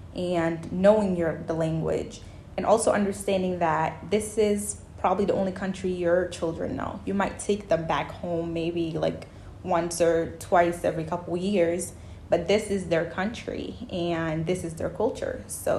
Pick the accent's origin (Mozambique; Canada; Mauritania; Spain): Mauritania; also born or lived in Senegal; now in United States; I was born in West Africa. I grew up particularly in Mauritania and Senegal, half and half. And I partly grew up there, and then the other part, I grew up in the US.